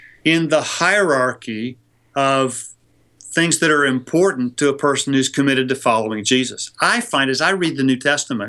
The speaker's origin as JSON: {"language": "English", "region": "California", "country": "United States", "said": "my home state of California"}